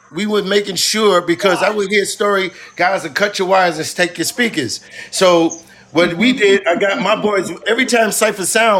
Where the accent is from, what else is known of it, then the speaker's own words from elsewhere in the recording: Queens, New York, United States; So, but when we came from Queens, they said, oh, these niggas in Queens is not soft.